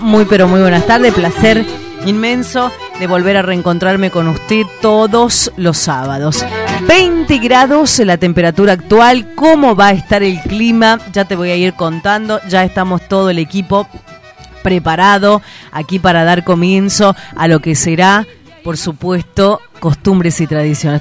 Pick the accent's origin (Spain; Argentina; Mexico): Argentina; Tucumán; siendo tucumana